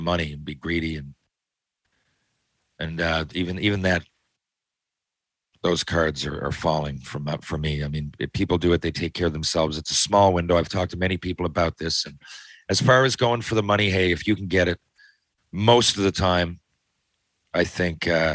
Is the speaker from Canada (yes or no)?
yes; Canada; I'm from Canada